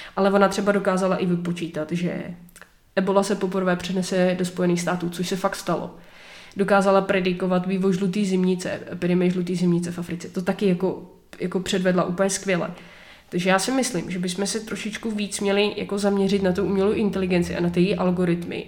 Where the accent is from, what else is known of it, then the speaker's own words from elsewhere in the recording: Czechia; my jako Češi